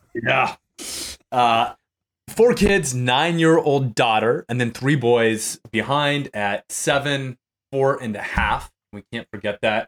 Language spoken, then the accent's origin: English; New Mexico, United States; now in Austin, United States; I'm originally from New Mexico